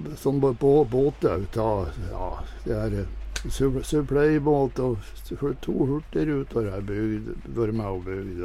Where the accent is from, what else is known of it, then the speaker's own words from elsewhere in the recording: Grane, Nordland, Norway; now in Sunnmøre, Norway; Jeg bor inne på Sunnmøre egentlig, men eh, jeg kommer fra Grane.